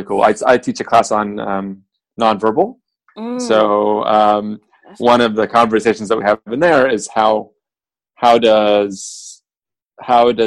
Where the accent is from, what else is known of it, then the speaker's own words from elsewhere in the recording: Beirut, Beirut Governorate, Lebanon; also born or lived in Iowa; now in United States; I grew up in Beirut during civil war and ultimately left about halfway through the war